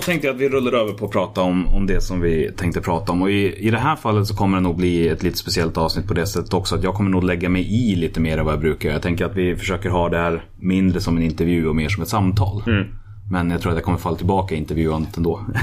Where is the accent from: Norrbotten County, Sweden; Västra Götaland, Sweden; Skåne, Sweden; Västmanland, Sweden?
Västmanland, Sweden; Hallstahammar; jag kommer från Hallstahammar.